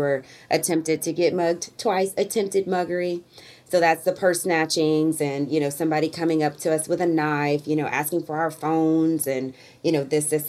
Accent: Alton, Illinois, United States; my hometown of Alton, Illinois

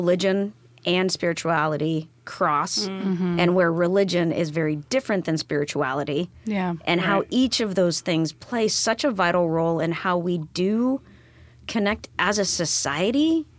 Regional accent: Molalla, Oregon, United States; now in Tacoma, United States; So I'm originally from a really small town outside of Portland called Molalla.

